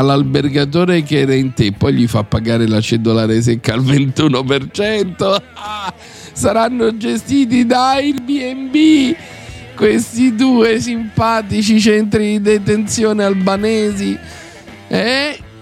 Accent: Rome, Lazio, Italy; also born or lived in Cagliari, Sardinia; io sono cresciuto a Cinecittà Est, figlio di emigranti Nato a Cagliari

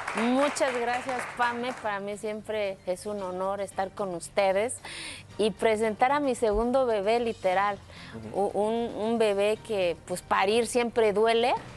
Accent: Mexico; moved away; el día que salí de mi pueblo

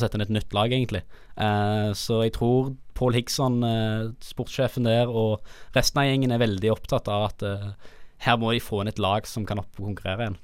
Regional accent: Stavanger, Rogaland, Norway; jeg er fra Svanger

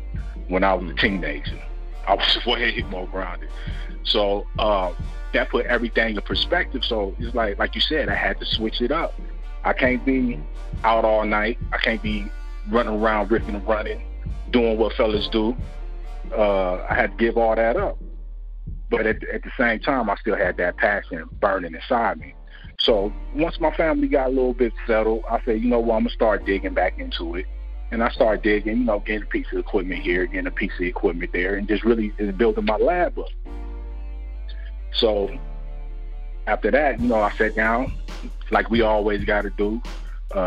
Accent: Toledo, Ohio, United States; also born or lived in Lima, Ohio; I'm originally from Ohio

